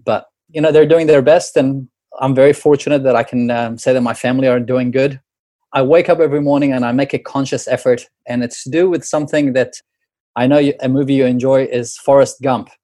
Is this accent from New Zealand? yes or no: yes; New Zealand; moved away; growing up in New Zealand